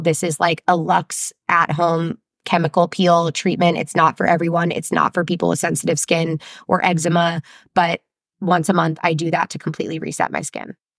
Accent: New Jersey, United States; I'm not French. I'm from New Jersey

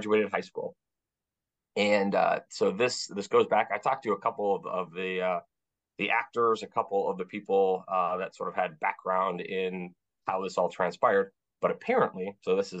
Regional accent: Duluth, Minnesota, United States; I'm from Minnesota.

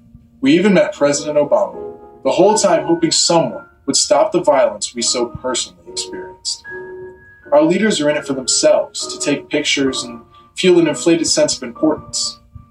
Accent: Connecticut, United States; run for state senate in my home state of Connecticut.

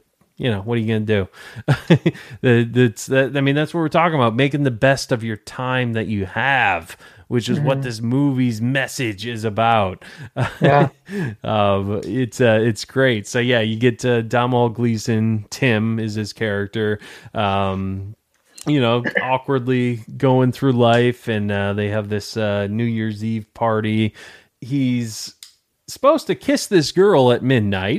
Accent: Detroit, Michigan, United States; now in Tampa, United States; I'm in Tampa, Florida, originally from Detroit, Michigan

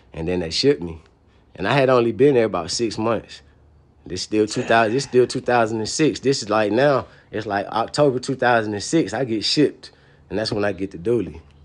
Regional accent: Atlanta, Georgia, United States; I was a dude from Atlanta.

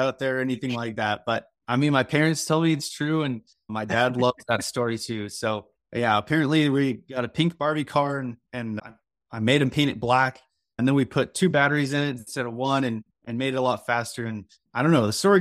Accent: North Carolina, United States; also born or lived in West Coast, United States; I was born on the West Coast, kind of grew up in North Carolina

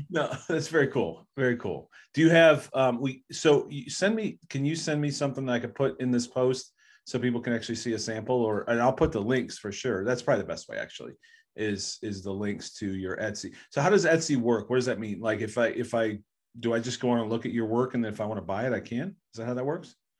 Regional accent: Bedford, Ohio, United States; I grew up in Bedford

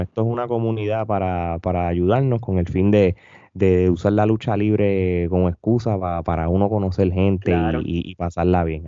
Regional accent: Puerto Rico; nosotros como boricua

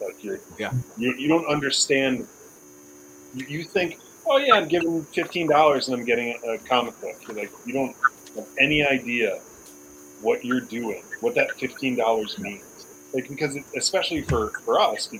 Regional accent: Rochester, New York, United States; I grew up in Rochester, New York

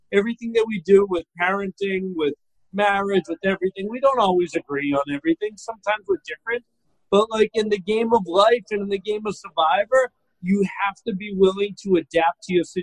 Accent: Boston, Massachusetts, United States; moved away as an adult; now in Florida, United States; originally I'm from Boston. I live in Florida now, like any smart Bostonian does when they come of age.

